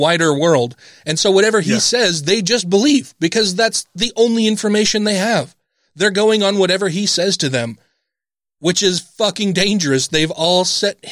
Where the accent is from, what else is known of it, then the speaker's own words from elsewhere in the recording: United States; as an American